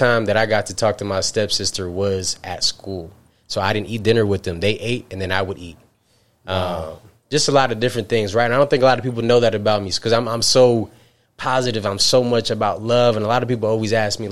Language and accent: English; Albany, New York, United States; I'm upstate New York, right? Albany